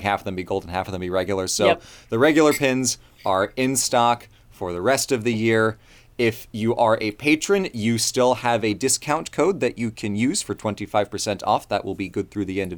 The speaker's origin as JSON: {"language": "English", "country": "United States", "tie": "born or raised there", "said": "I was born in America"}